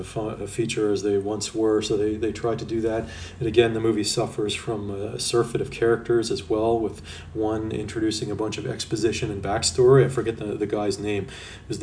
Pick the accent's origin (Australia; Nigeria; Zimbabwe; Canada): Canada; me being Canadian